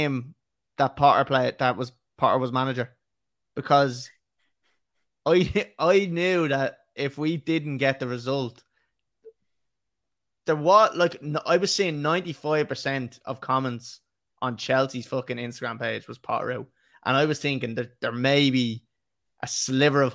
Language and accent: English; Ireland; as Irish men